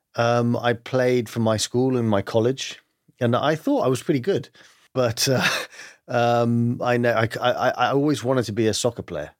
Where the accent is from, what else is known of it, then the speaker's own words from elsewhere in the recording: London, United Kingdom; accent: English; moved away; I grew up in London, uh, but my family is Greek